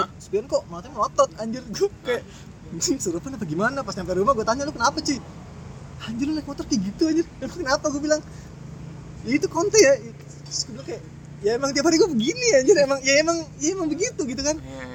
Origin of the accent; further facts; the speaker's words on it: Jakarta, Indonesia; Anak periuk